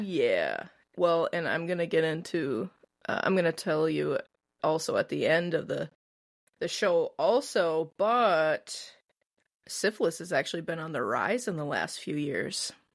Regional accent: Midwest, United States; I'm from the Midwest

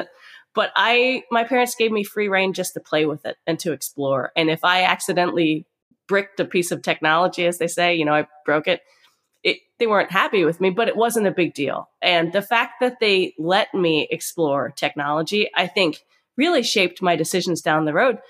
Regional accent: Pennsylvania, United States; I'm a small town girl. I come from Amish country, Pennsylvania

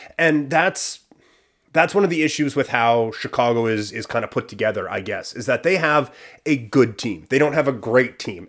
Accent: Assiniboia, Saskatchewan, Canada; moved away; we are in my hometown of Assiniboia, Saskatchewan.

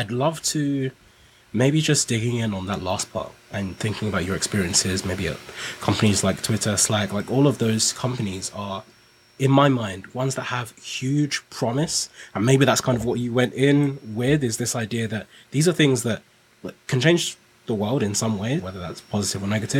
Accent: Nigeria; now in United Kingdom; so I came to the UK from Nigeria

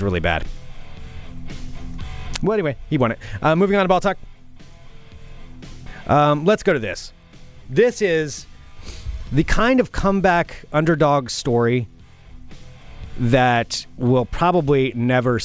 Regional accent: United States; I'm from the United States of America.

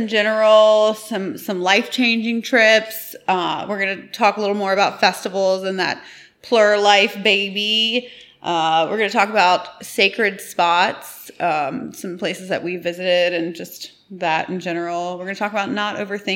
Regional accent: Tampa Bay area, Florida, United States; we're from the Tampa Bay area

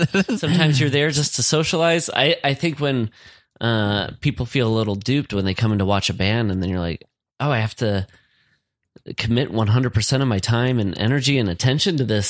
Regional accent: Le Mars, Iowa, United States; moved away as an adult; I grew up in Lamar's.

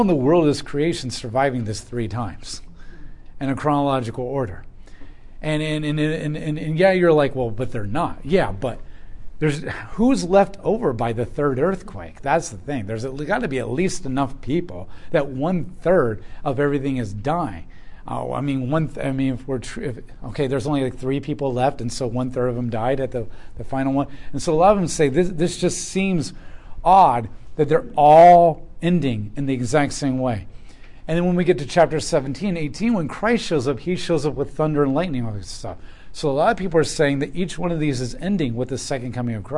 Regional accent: United States

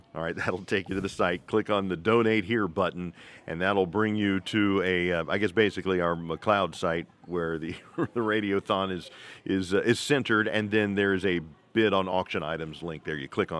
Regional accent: Cincinnati, Ohio, United States; moved away; I was growing up in Cincinnati in the 70s.

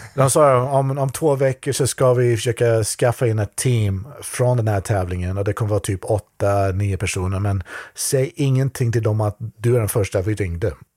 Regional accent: Skövde, Västra Götaland, Sweden; moved away as an adult; now in Japan; min hemstad Skövde

